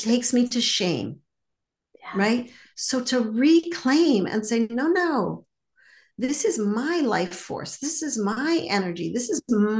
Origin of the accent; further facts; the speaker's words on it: Montreal, Quebec, Canada; And I grew up in Montreal and I learned French growing up